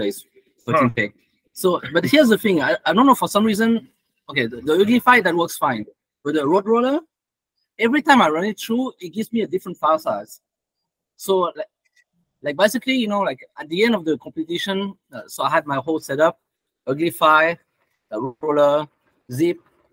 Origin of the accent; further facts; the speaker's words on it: France; moved away; when I grew up in France in high school